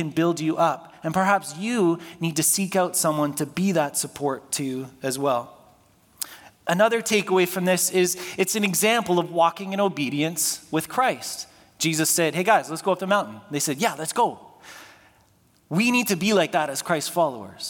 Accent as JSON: {"language": "English", "town": "Toronto", "region": "Ontario", "country": "Canada", "tie": "born or raised there", "said": "When I was growing up in Scarborough"}